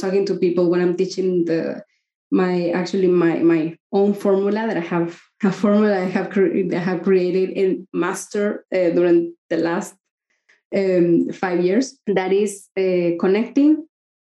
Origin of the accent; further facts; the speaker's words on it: Mexico; I'm from Mexico and we don't talk about money